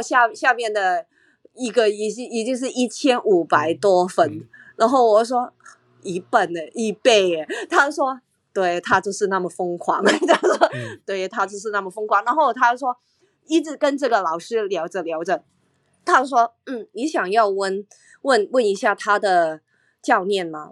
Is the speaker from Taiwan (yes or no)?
no; Hong Kong; 我是香港来的